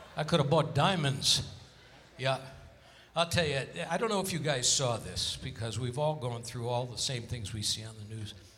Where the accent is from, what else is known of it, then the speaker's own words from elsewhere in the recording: Hartford, Connecticut, United States; now in Las Vegas, United States; Hartford, Connecticut, my hometown.